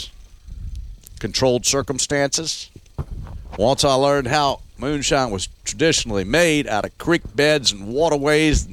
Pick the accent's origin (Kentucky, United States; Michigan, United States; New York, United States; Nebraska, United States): Kentucky, United States; Louisville; Right here. Born and raised in the Highlands of Louisville.